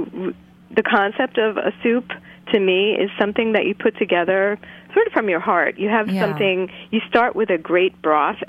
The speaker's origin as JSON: {"language": "English", "region": "New York", "country": "United States", "tie": "born or raised there", "moved": "as an adult", "lives_now": "Brattleboro, United States", "said": "I was born and raised in New York, and I moved to Brattleboro 5 years ago"}